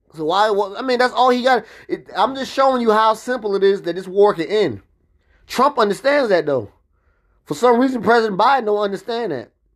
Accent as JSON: {"language": "English", "country": "United States", "said": "I'm American"}